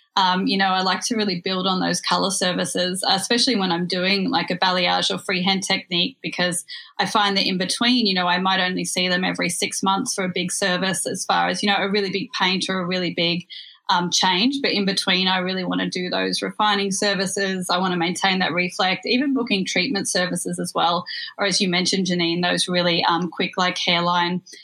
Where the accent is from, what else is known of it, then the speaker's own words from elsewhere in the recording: Australia; now in New York, United States; I'm actually dialing in from across the world over in New York. So, I'm happy to be here with my fellow Australian and Kiwis